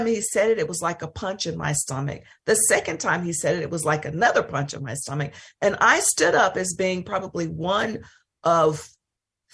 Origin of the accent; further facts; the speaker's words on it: Mississippi, United States; I'm from Mississippi